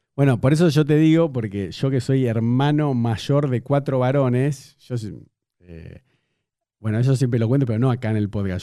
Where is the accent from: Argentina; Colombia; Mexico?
Argentina; como argentino